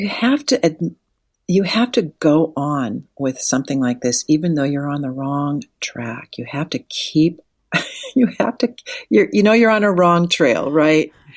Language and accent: English; Wahpeton, North Dakota, United States; I grew up in Wapaton, North Dakota